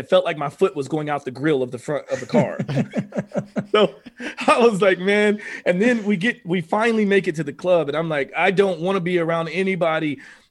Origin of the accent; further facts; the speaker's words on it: Oklahoma, United States; I'm from Oklahoma.